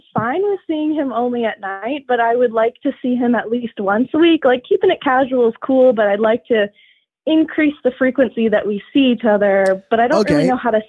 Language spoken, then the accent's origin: English; Boston, Massachusetts, United States; now in Berkeley, United States; I'm from Boston